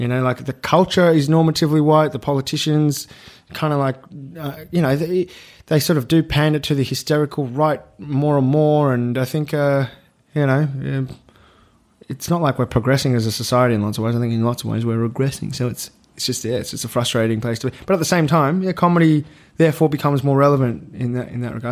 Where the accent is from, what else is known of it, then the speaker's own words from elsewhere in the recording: Melbourne, Victoria, Australia; I grew up in Melbourne